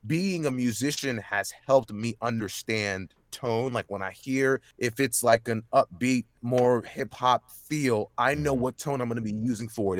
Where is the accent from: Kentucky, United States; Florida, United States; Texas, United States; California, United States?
Texas, United States; Dallas; born and raised in Dallas, Texas